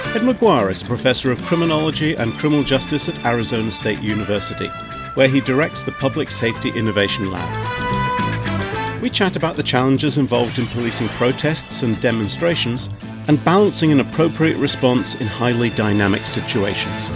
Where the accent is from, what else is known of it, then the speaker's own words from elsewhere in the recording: United Kingdom; growing up in Britain and being a police officer in the UK in the 80s and the 90s